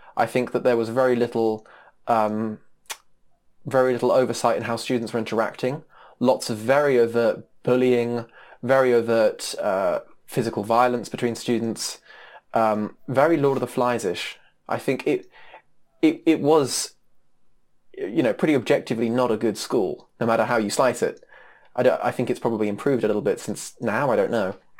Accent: United States; moved away; being an American with, you know, blonde hair

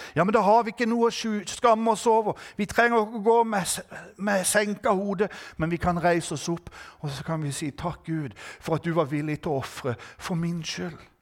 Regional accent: Norway; jeg er norsk

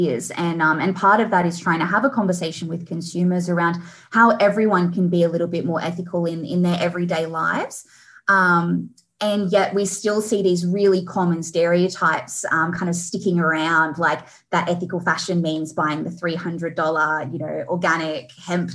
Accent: Australia; we, as the Aussie population

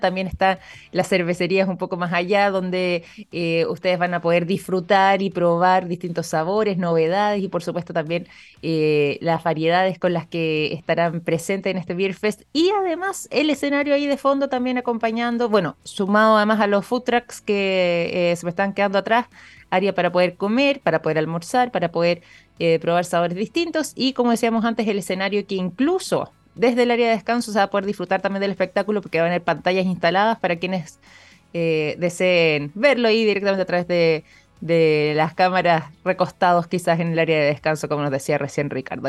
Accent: Chile; como chilenos

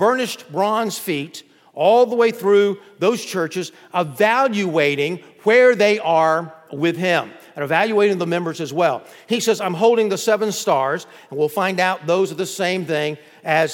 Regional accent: Florida, United States; we're from Florida

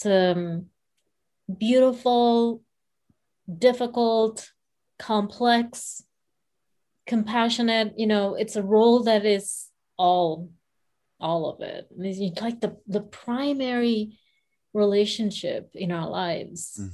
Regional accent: Sri Lanka; I come from Sri Lanka, so I come from a different culture to some degree

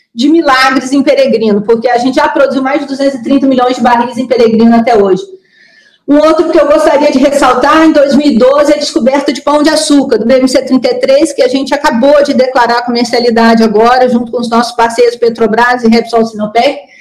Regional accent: Brazil; nossos assim fantasmas como brasileiros

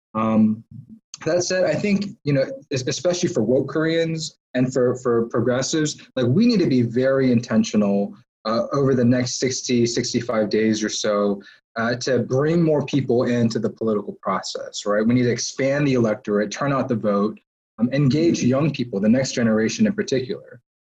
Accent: Georgia, United States; being born and raised in Georgia and living here for most of my life.

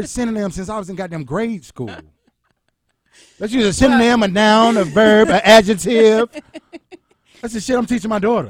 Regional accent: Atlanta, Georgia, United States; I'm from Camden Road, Atlanta, Georgia.

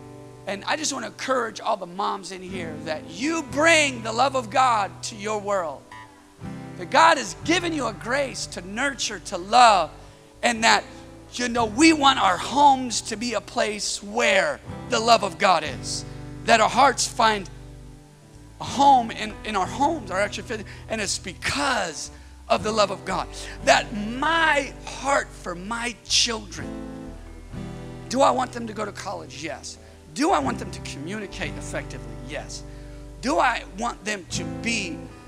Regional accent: Northern California, United States; moved away as an adult; now in Southern California, United States; I'm from Northern California. I'm here in Southern California

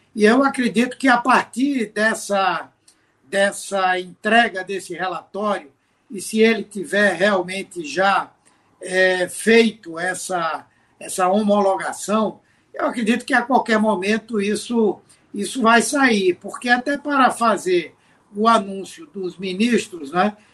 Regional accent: Pernambuco, Brazil; como pernambucano, como senador do estado

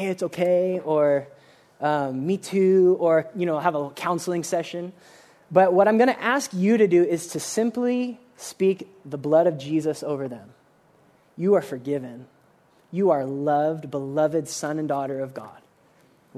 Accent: United States; we are really, really guilty as American Christians

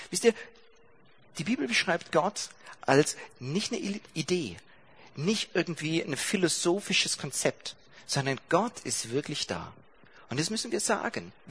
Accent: Baden-Württemberg, Germany; Ja, ich komme aus Baden-Württemberg und ihr habt diese Lehrplandiskussion mitgekriegt.

